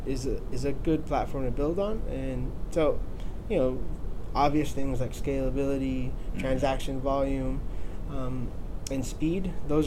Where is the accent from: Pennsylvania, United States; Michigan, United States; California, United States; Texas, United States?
California, United States; Los Angeles; also born or lived in Puerto Rico; grew up in Los Angeles